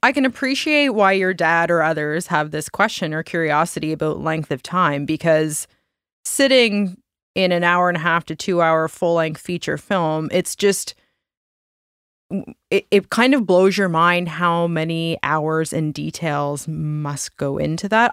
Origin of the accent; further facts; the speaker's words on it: Nova Scotia, Canada; we're also all from small town Nova Scotia